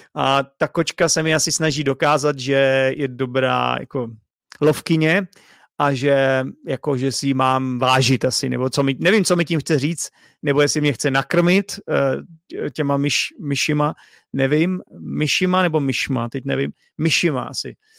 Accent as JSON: {"language": "Czech", "country": "Czechia", "tie": "born or raised there", "first_language": "Czech", "said": "i když jsem se tady narodil, i když je to můj první jazyk"}